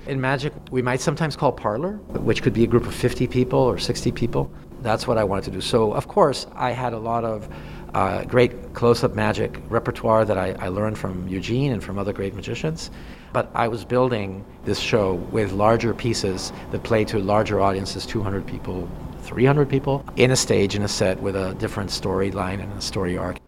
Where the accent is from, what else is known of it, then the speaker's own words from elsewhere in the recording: Mexico; now in Chicago, United States; I'm originally from Mexico